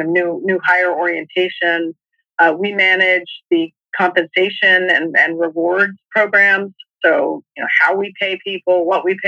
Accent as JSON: {"language": "English", "region": "New Mexico", "country": "United States", "tie": "born or raised there", "also_born_or_lived": "Massachusetts", "moved": "as an adult", "said": "I grew up in New Mexico, and came east."}